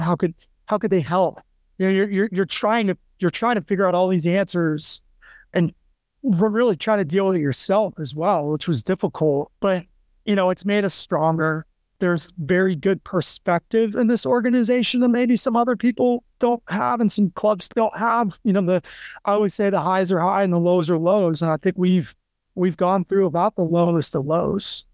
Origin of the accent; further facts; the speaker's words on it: Western New York, United States; moved away; also born or lived in Annapolis, Maryland; I grew up in Western New York